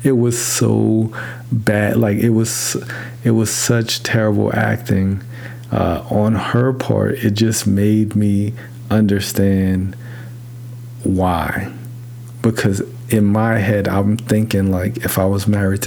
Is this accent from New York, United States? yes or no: yes; New York City, New York, United States; I grew up in New York City